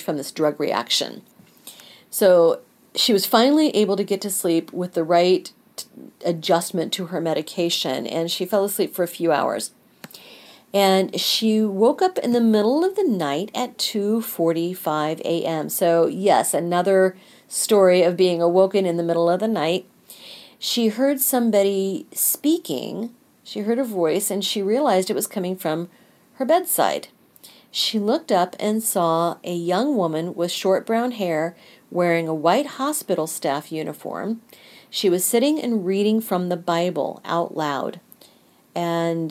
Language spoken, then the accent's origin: English; Kansas City, United States; I am from the Kansas City area